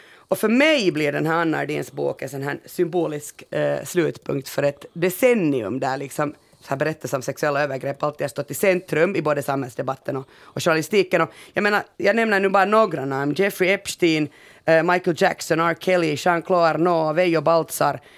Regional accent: Finland; vi är ju finnar så vi har ju bara bastu

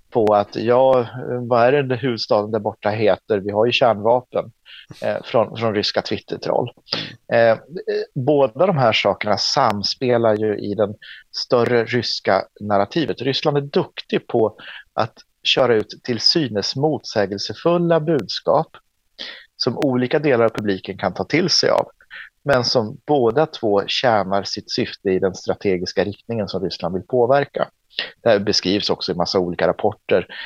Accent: Åland, Finland; Men som ålänning och som svensk och som finländare så måste

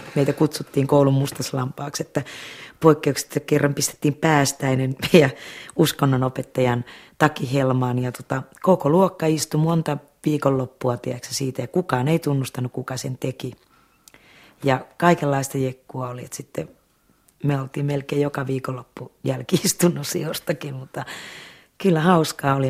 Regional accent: Laukaa, Central Finland, Finland; Sy Jussila oli mun keskikoulussa mun musiikkinopettaja ja Laukaan kanttori. Ja hän sitten niinku opasti omalla tavallaan sitten mua siellä Laukaassa

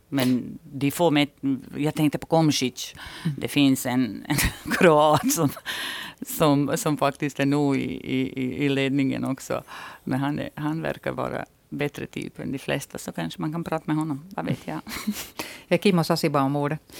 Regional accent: Kozarac, Republika Srpska, Bosnia & Herzegovina; now in Finland; min hemstad ligger mitt i Republika Srpska. Och vi var ju en litet ställe som hette Kozarec

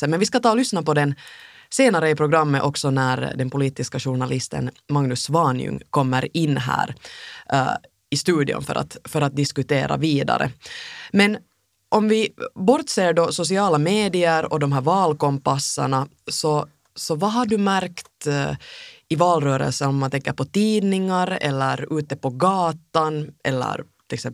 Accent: Finland; man säkert kanske som finländare ibland är lite, lite rädd

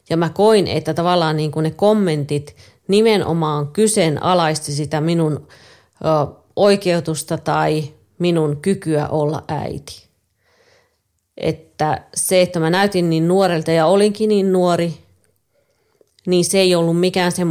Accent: Lapland, Finland; Synnyin pieneen kylään Lapissa. Meillä oli perheessä kahdeksan lasta, joista mä olin viides.

